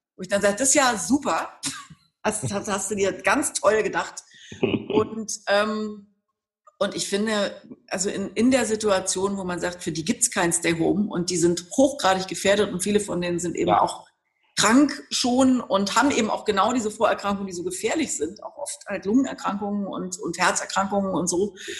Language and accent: German; Berlin, Germany; weil es meine Heimatstadt ist